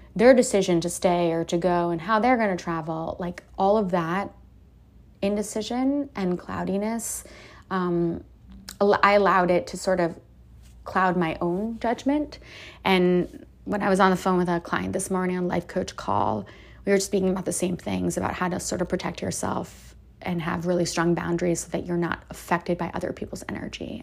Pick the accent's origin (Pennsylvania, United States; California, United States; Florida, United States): Florida, United States; Miami Beach; now in Austin, United States; I grew up in Miami Beach.